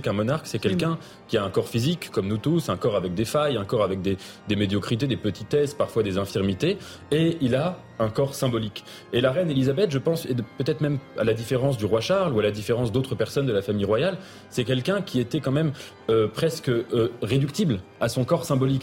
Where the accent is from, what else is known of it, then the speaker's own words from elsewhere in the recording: France; en tant que Français.